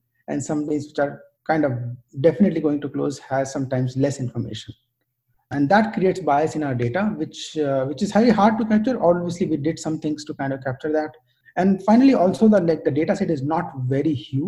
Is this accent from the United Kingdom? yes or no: no; India; moved away as an adult; also born or lived in United States; now in Bangalore, India; I decided to move back to India specifically because I've never worked in tech industry in my home country